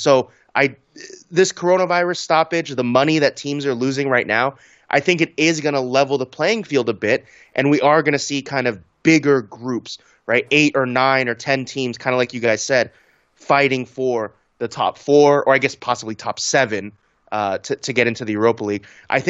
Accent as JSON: {"language": "English", "country": "United States", "said": "I'm an American."}